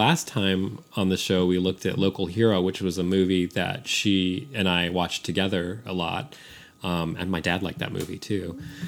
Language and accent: English; San Francisco, California, United States; now in Austin, United States; I grew up in San Francisco. I was a city kid.